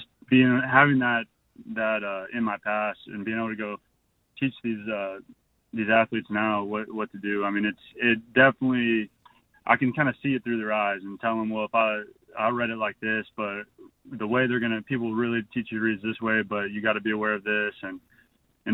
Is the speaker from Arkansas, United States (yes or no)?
yes; Arkansas, United States; Arkansas was my home state